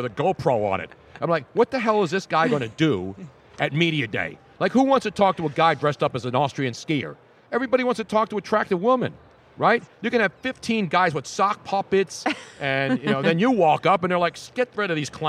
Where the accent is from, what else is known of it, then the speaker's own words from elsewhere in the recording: Philadelphia, Pennsylvania, United States; accent: South Philly; my South Philly